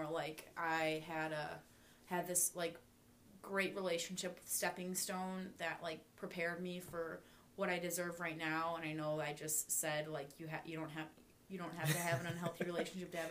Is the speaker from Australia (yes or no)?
no; Ireland; I'm Irish, so I don't say you have to forgive everyone